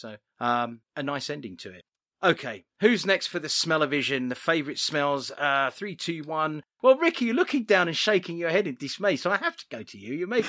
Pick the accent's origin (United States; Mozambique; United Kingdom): United Kingdom; I'm British.